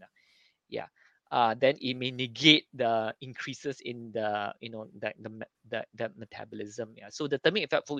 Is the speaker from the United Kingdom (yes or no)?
no; Singapore; being Singaporean